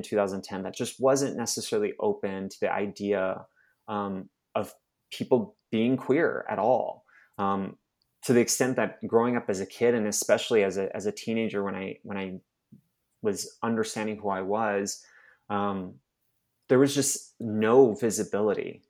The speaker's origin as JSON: {"language": "English", "town": "Mesa", "region": "Arizona", "country": "United States", "tie": "born or raised there", "also_born_or_lived": "Utah / Dominican Republic / Texas", "moved": "as an adult", "said": "I'm originally from Mesa, Arizona, um, which is basically Utah outside of Utah"}